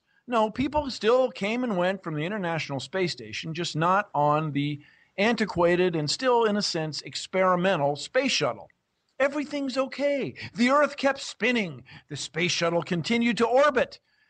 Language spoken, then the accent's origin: English; United States; I'm from the United States